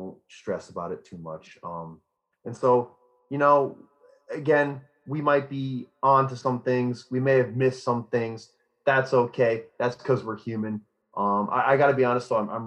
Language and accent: English; Cooperstown, New York, United States; this corn, rye, and grain mash is made from my hometown